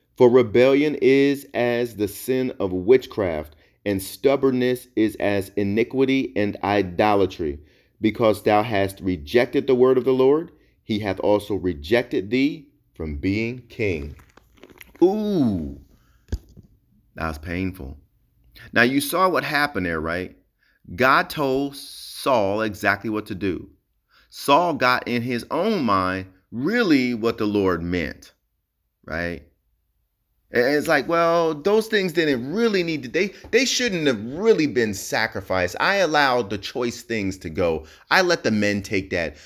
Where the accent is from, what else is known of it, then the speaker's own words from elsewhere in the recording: New Jersey, United States; now in Hawaii, United States; I'm originally from Jersey